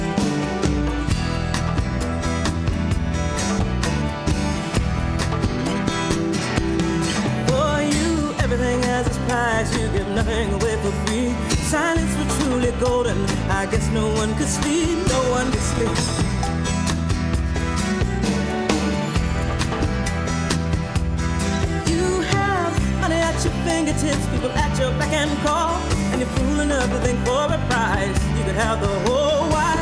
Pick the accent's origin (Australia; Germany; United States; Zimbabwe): Zimbabwe; moved away; growing up in Zimbabwe